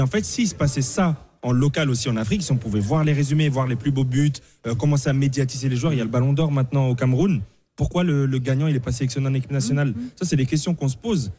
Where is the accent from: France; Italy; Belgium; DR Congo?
France; Paris, Île-de-France; je jouais dans le 15e arrondissement quand j'étais petit à Paris